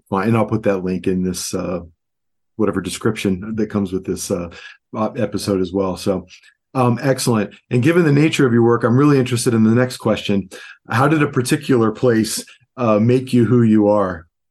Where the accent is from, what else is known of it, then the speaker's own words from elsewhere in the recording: Cleveland, Ohio, United States; moved away; also born or lived in New York City; I'm from Cleveland, Ohio